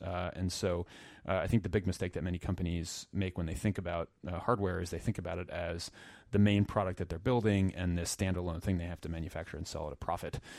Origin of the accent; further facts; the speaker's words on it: Princeton, New Jersey, United States; I grew up in New Jersey, and, uh, in a town, uh, Princeton that, uh, probably some folks know